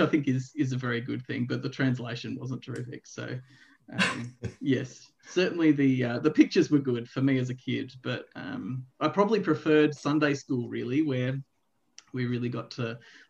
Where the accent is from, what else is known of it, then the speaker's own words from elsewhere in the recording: Melbourne, Victoria, Australia; I grew up in a church, relatively small church, I suppose, in the eastern suburbs of Melbourne